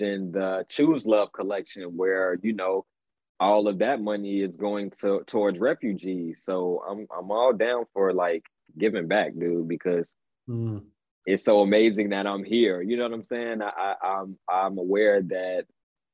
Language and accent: English; Gary, Indiana, United States; now in Chicago, United States; Scary Gary is the nickname of my hometown, Gary, Indiana. So I live in Chicago right now, but I'm from like the Chicagoland area